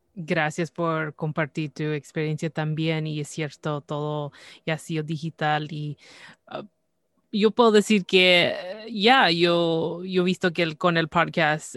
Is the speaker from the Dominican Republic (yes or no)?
no; Canada; yo nací aquí en Canadá, pero eh, desde pequeña siempre era el español